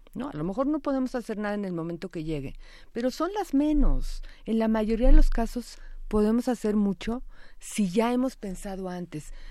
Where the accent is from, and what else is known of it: Mexico